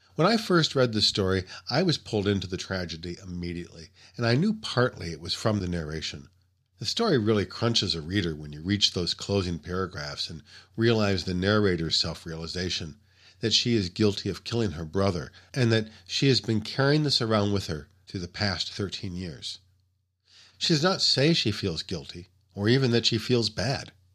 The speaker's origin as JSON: {"language": "English", "country": "United States", "said": "as an American reader"}